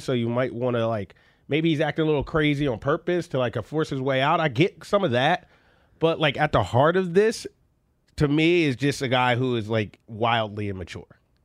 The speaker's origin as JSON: {"language": "English", "town": "Philadelphia", "region": "Pennsylvania", "country": "United States", "tie": "born or raised there", "said": "I grew up in Philadelphia"}